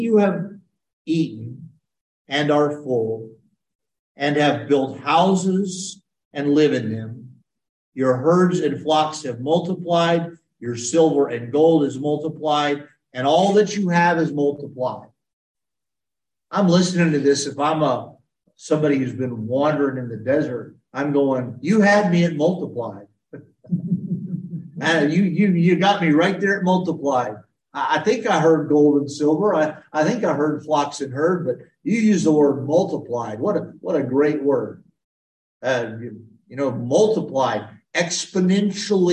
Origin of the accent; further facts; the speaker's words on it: United States; I'm an American